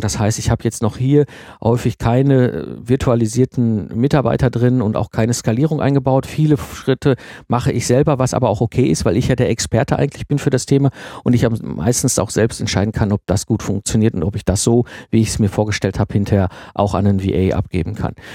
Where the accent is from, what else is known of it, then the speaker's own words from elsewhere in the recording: Ruhr area, North Rhine-Westphalia, Germany; ich komme aus dem Ruhrport, ne, zwischen Kohle und Stall aufgewachsen